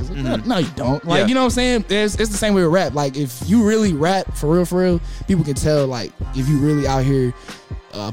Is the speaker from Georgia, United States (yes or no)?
yes; Stone Mountain, Georgia, United States; also born or lived in Gwinnett County, Georgia; Cause I'm from Stone Mountain. I went to high school in Gwinnett, so it was out in the outskirts